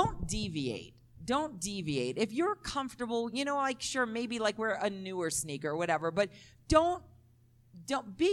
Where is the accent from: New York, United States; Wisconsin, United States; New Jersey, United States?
New York, United States; New York City; I'm from Brooklyn, though. We don't say y'all. We say use guys